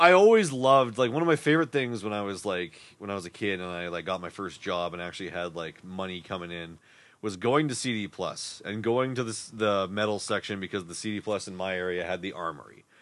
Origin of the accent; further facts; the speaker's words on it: Winnipeg, Manitoba, Canada; we're from Winnipeg